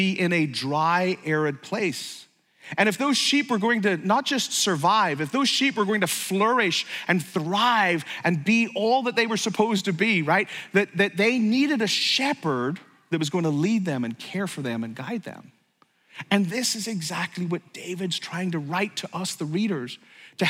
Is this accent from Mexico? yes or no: no; Ireland; I grew up in Ireland